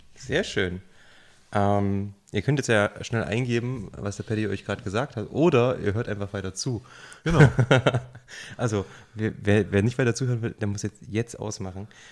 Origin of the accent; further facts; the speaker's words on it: near Jena, Thuringia, Germany; now in Saxony, Germany; da, wo ich herkomme, Nähe von Jena, mitten auf dem Dorf mit 300 Leuten